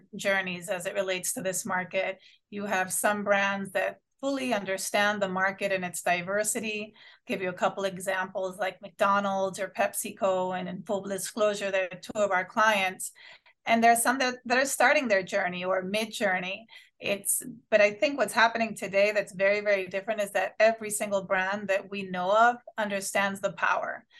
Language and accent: English; Honduras; now in Miami, United States; I'm from Honduras, born and raised. I immigrated here to the US.